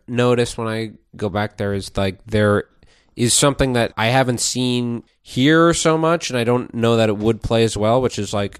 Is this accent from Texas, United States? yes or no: no; Minnesota, United States; now in New York City, United States; We're all from Minnesota